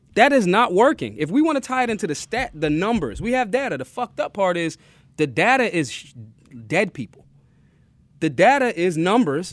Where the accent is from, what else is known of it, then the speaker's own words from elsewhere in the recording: Philadelphia, Pennsylvania, United States; I'm from Philly.